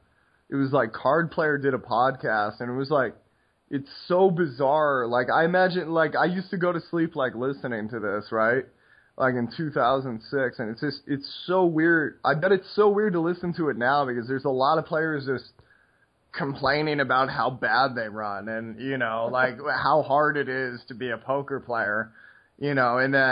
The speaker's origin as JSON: {"language": "English", "region": "Alaska", "country": "United States", "tie": "born there", "said": "I didn't grow up in Alaska. I was born in Alaska. I worked in Alaska."}